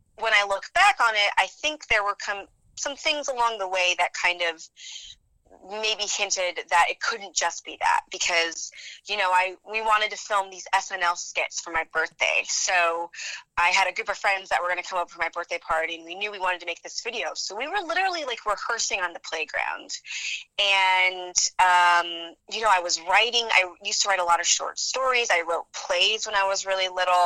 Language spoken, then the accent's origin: English; New Mexico, United States; I grew up in New Mexico. I was born and raised